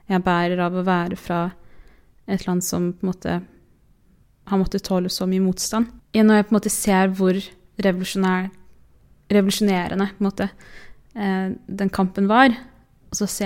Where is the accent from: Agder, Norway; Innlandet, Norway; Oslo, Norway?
Oslo, Norway; nå er jeg hun fra Groruddalen, og nå er jeg hun fra Årvoll, og nå er jeg hun fra Oslo, og nå er jeg hun ene mørke venninna.